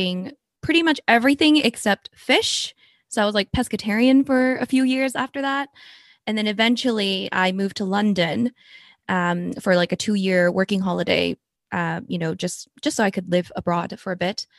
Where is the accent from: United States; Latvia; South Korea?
South Korea; moved away; I was born in Korea